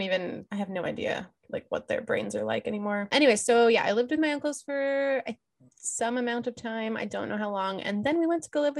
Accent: Oak Harbor, Washington, United States; also born or lived in Lancaster, California / Woodinville, Washington; we moved to Oak Harbor

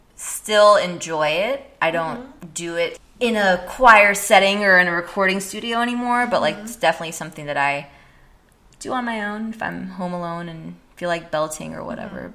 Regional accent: San Jose, California, United States; moved away as an adult; now in San Francisco, United States; I'm actually from San Jose

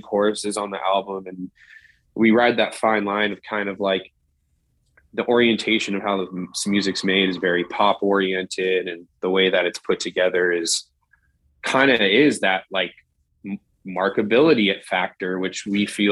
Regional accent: Southern California, United States; born or raised there

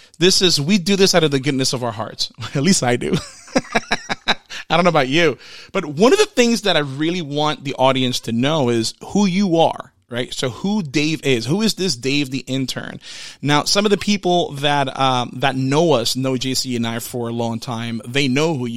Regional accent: Orlando, Florida, United States; I'm from the Orlando area

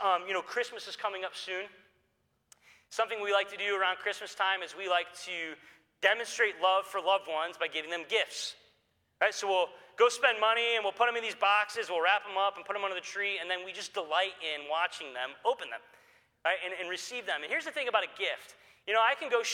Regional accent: Detroit, Michigan, United States; I grew up here in the Detroit area

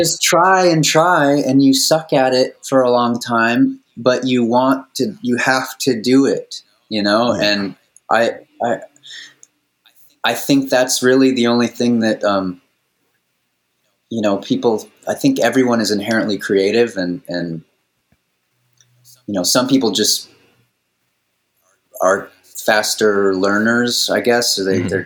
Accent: Maui, Hawaii, United States; I spent a lot of years growing up on Maui

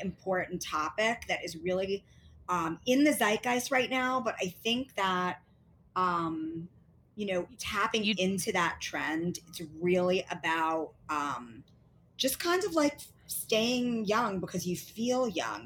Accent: New York City, New York, United States; I'm from Queens. We're both outer borough girls.

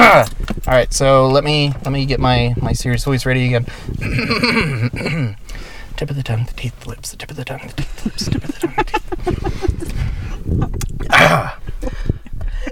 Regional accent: Tennessee, United States; I grew up in Tennessee

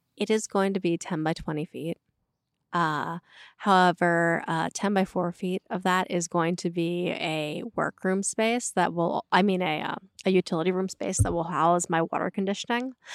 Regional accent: Berks County, Pennsylvania, United States; growing up in Berks County

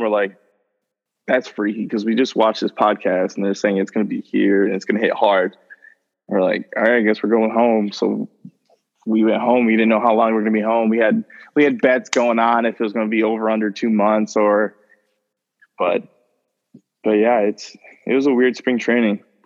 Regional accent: St. Joseph, United States; my hometown

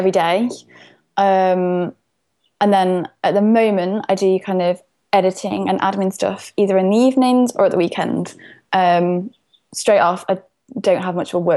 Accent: Derbyshire, East Midlands, United Kingdom; accent: Derbyshire

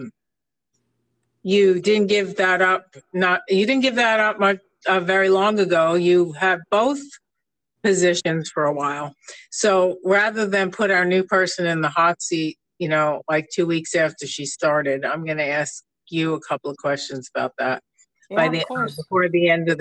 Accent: New York, United States; now in Palm Springs, United States; I come from New York. You can just listen to me and you can still hear it, even though I've been here for 30 years

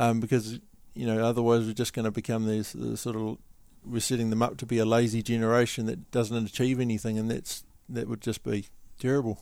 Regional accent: Wellington, New Zealand; I come from Wellington

